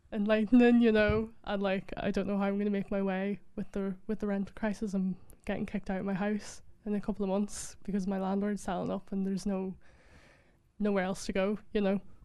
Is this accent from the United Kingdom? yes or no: no; Donegal, Ulster, Ireland; moved away as an adult; now in Dublin, Ireland; I'm from Donegal